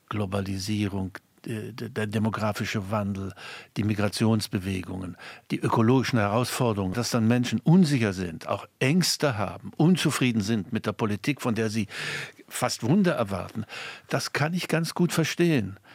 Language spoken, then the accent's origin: German; East Germany, Germany; Ich schäme mich als Ostdeutscher